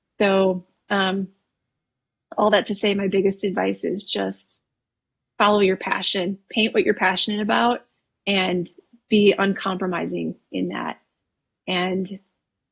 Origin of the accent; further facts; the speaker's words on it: Wisconsin, United States; also born or lived in Texas; now in Colorado, United States; I was actually born and raised in Wisconsin